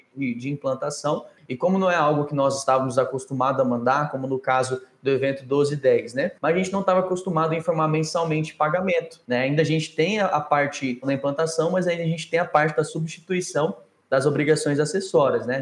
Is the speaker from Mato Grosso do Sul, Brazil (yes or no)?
yes; Campo Grande, Mato Grosso do Sul, Brazil; now in Palmas, Brazil; Hoje eu estou em Palmas, né, Tocantins, mas eu sou lá do, do Mato Grosso do Sul, Campo Grande